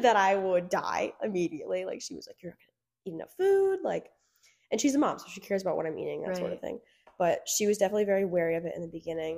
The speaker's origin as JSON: {"language": "English", "area": "Byron", "region": "New Jersey", "country": "United States", "said": "I'm from Byron, New Jersey"}